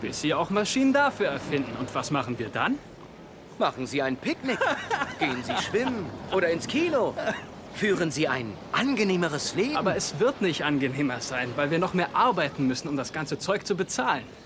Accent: Germany; wir, glaube ich, als Deutsche oder Europäer

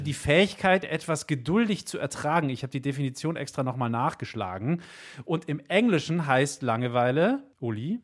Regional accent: Bavaria, Germany; bei uns in Bayern

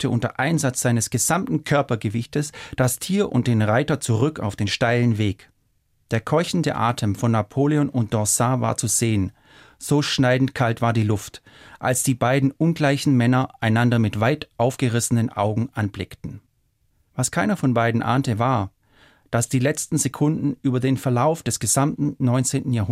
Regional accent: Baden-Württemberg, Germany; ich komme ja aus Schwaben und da gibt es so einen Satz

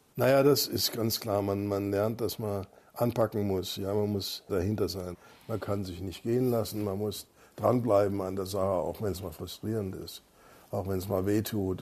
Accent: Freiburg, Baden-Württemberg, Germany; now in Munich, Germany; ich bin ja in Freiburg aufgewachsen.

